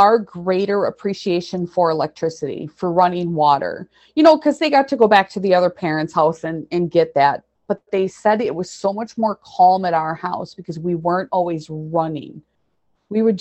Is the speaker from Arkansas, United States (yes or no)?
no; central Wisconsin, United States; It's called Borth. It's unincorporated, and we have more cows than people. It's nice. It's my hometown